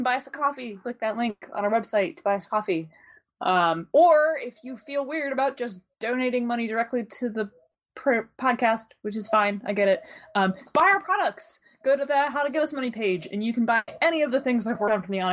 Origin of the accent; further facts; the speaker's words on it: Pennsylvania, United States; I'm from Pennsylvania